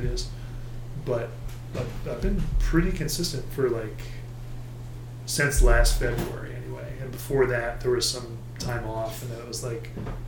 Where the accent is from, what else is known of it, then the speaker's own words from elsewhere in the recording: Boston, Massachusetts, United States; growing up in the suburbs of Boston